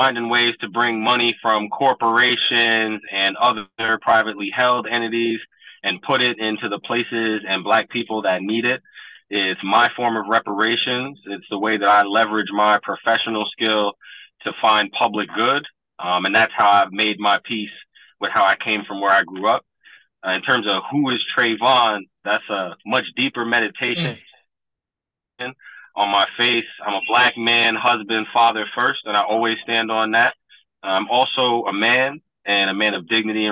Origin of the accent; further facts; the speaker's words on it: Troy, New York, United States; When I grew up in Troy